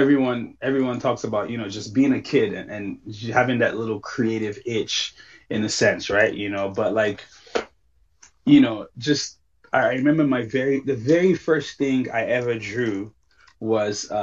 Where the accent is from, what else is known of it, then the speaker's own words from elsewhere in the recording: Lagos, Nigeria; I grew up in Lagos, Nigeria.